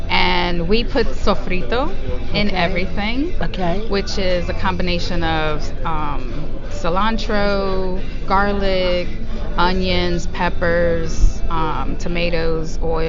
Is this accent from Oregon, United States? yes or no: no; New York City, New York, United States; moved away as an adult; also born or lived in Puerto Rico; I was born in Puerto Rico. I moved to the Bronx, New York, when I was 8 years old, and then I was there for about till I graduated high school, and then moved down here.